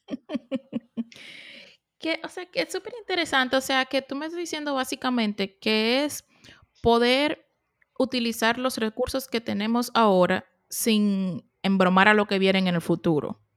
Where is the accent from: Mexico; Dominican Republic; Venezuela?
Dominican Republic; now in United States; soy dominicana. Y cuando vine que vine para Estados Unidos